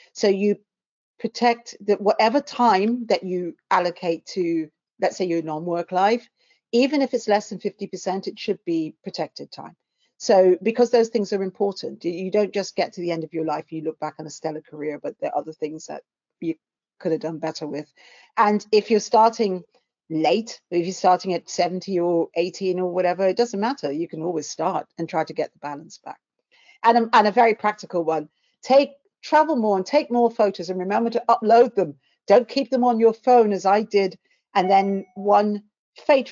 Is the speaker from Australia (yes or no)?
no; London, United Kingdom; I came from South London. I still live in, albeit a different part of South London